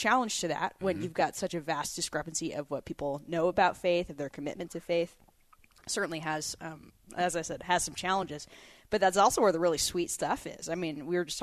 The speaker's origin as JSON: {"language": "English", "region": "Pacific Northwest", "country": "United States", "moved": "yes", "lives_now": "North Carolina, United States", "said": "I'm from the Pacific Northwest"}